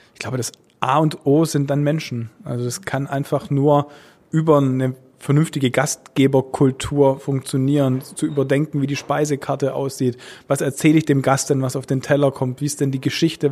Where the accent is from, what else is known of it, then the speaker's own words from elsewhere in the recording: Stuttgart, Baden-Württemberg, Germany; Also meine Heimatstadt ist Stuttgart